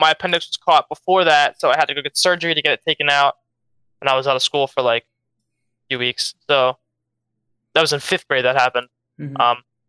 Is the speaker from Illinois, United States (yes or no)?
no; Philadelphia, Pennsylvania, United States; No, always in the Philadelphia school distric